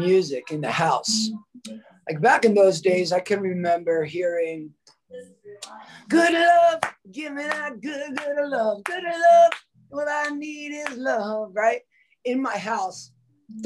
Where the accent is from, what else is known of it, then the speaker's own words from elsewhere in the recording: Woodmere, New York, United States; also born or lived in Queens, New York; growing up in Queens especially. By the time I got to Woodmere